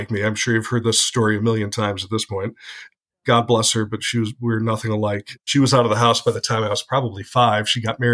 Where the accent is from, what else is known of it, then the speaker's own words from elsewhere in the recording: Detroit area, Michigan, United States; I grew up around the Detroit area in a suburb just outside of the city, probably about 5 miles from the dividing line, which is 8 Mile